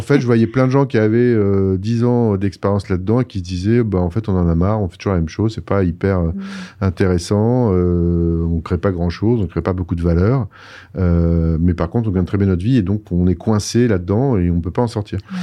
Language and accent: French; France; moved away as an adult; also born or lived in Paris; now in Montreal, Canada; quand on a vraiment décidé de venir, euh, de quitter la France